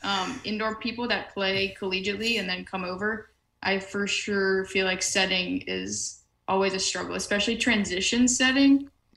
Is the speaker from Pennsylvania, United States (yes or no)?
no; Sioux Falls, South Dakota, United States; now in Louisiana, United States; Sioux Falls is where I'm actually from, and it's the biggest city in the state